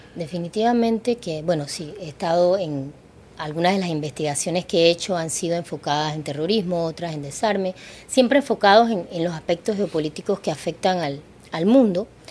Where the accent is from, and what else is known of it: Panama